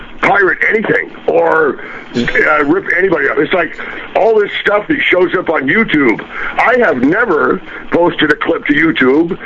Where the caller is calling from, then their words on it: San Juan Island, Washington, United States; I'm calling from San Juan Island